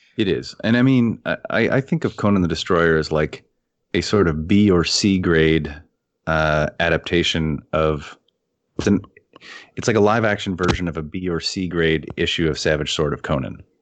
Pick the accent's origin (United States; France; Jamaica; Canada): Canada; as a Canadian